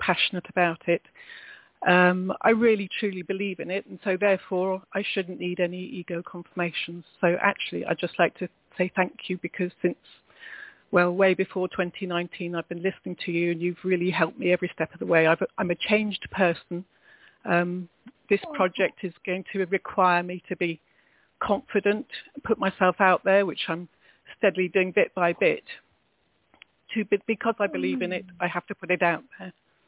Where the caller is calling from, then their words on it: England, United Kingdom; I'm calling from England.